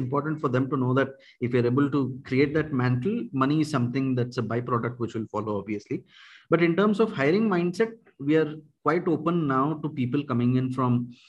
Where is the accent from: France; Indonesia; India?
India; first language Kannada; English is a second language; I happen to know three languages, Kannada, Hindi, and English. Kannada is my mother tongue.